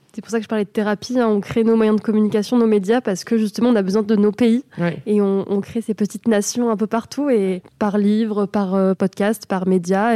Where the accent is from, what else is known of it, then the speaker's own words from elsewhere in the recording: France; quand tu es né de parents étrangers, tu n'es français que à ta majorité. Donc j'ai été marocaine toute ma vie, j'ai eu une carte de séjour